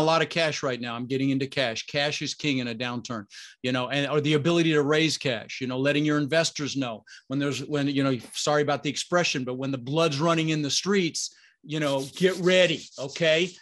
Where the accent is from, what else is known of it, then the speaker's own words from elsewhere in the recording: Denver, Colorado, United States; also born or lived in Netherlands; we ended up in Denver, Colorado, and we really struggled growing up